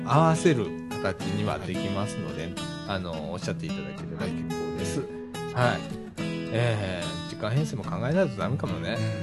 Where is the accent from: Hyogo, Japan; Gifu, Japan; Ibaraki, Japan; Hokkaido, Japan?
Ibaraki, Japan; 俺、茨城 市民だからさ